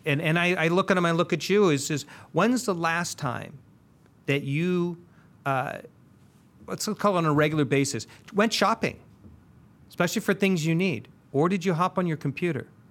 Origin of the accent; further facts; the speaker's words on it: San Diego, California, United States; I grew up in Linda Vista